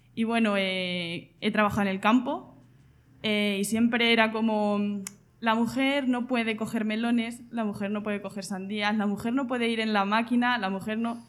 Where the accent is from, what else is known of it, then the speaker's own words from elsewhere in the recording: Argamasilla de Alba, Castilla-La Mancha, Spain; yo vengo de Argamasilla de Alba, un pueblo de Ciudad Real